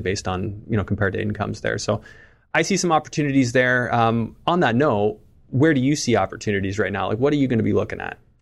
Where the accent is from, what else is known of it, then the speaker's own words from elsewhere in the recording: Canada; as a Canadian